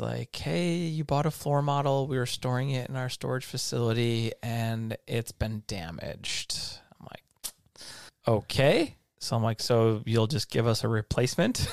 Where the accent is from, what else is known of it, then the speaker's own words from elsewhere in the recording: Livonia, Michigan, United States; now in California, United States; my hometown, Livonia, is full of Michigan lefts, especially right by my house